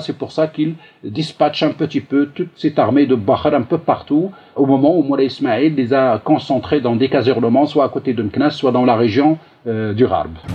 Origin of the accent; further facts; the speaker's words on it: Morocco; chez nous au Maroc